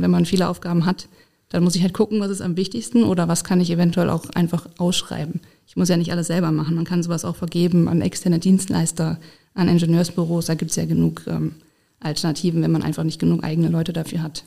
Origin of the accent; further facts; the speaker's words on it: Essen, North Rhine-Westphalia, Germany; moved away as an adult; also born or lived in Dortmund / Bonn; now in Koblenz, Germany; ich komme ursprünglich aus Essen